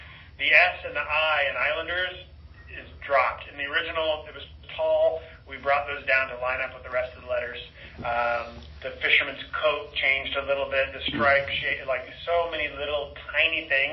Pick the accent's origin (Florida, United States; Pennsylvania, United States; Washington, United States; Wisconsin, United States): Washington, United States; Seattle; I'm from Seattle